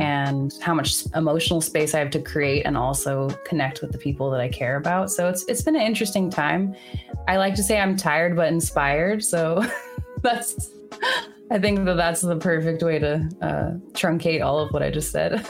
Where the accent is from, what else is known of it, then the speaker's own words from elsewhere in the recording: Bay Area, California, United States; now in New York, United States; I'm from the Bay Area initially, but I um, live in New York